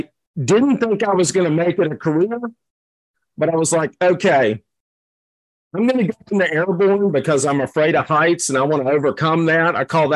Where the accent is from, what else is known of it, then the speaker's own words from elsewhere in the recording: Virginia, United States; I'm from Virginia. I grew up in Virginia. My dad was an educator, so we moved many times growing up.